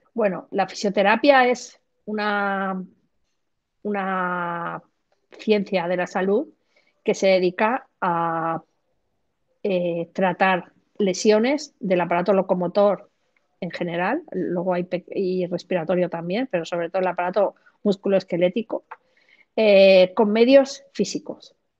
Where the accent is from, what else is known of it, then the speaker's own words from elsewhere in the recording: Granada, Andalusia, Spain; now in Madrid, Spain; nací en Granada, en el sur de España, pero trabajo y vivo en Madrid.